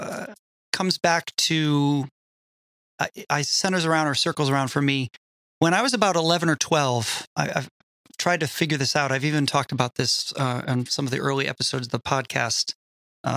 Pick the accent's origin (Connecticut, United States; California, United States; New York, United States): Connecticut, United States; I was raised Roman Catholic in Connecticut